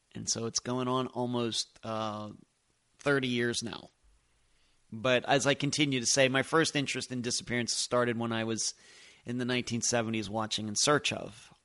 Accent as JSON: {"language": "English", "area": "Lynchburg", "region": "Pennsylvania", "country": "United States", "tie": "born or raised there", "also_born_or_lived": "Madeira Beach, Florida", "moved": "yes", "lives_now": "Clearwater Beach, United States", "said": "where I grew up in Lynchburg, Pennsylvania"}